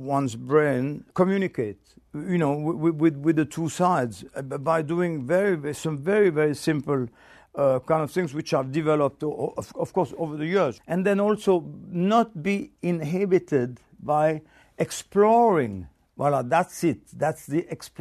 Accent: Switzerland; moved away; I come from Switzerland originally

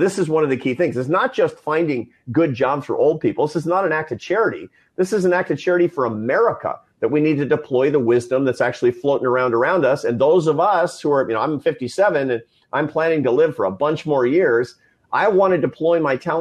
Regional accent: Seattle, Washington, United States; I was a Seattle Mariners fan growing up in Seattle

